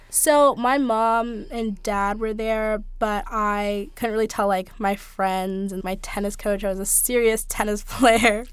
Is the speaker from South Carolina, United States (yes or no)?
no; Bay Area, California, United States; I grew up in the Bay Area in California